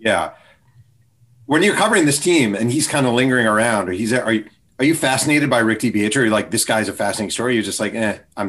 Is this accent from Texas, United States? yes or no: no; New York, United States; I'm actually from New York and I grew up an Islanders fan.